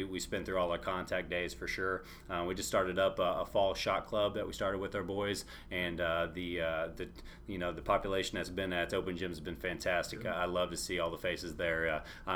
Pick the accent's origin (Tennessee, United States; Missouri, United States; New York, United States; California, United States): Missouri, United States; Southern Boone; moved away as an adult; also born or lived in New Bloomfield, Missouri; now in Troy, Missouri, United States; I'm from mid-Missouri. Actually, I grew up in Southern Boone, which was right by Jeff City, Columbia there. Grew up there my whole life